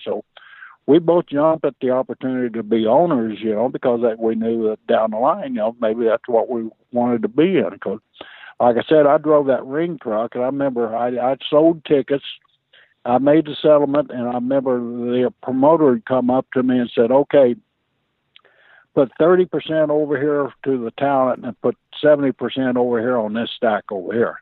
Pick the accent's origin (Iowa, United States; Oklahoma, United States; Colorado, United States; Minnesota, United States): Oklahoma, United States; Stillwater; also born or lived in Blackwell, Oklahoma; the family packed up and we moved up to Stillwater from Blackwell and I wrestled at Stillwater High School